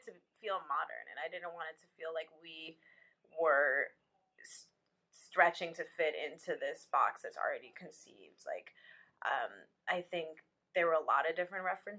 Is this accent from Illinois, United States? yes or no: yes; Evanston, Illinois, United States; I grew up in Evanston, Illinois